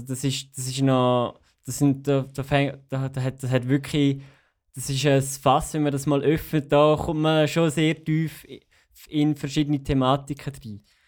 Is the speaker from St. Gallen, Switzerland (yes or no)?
no; Graubünden, Switzerland; now in Zürich, Switzerland; ich bin aufgewachsen in Graubünden und da ist halt Italienisch Zweitsprache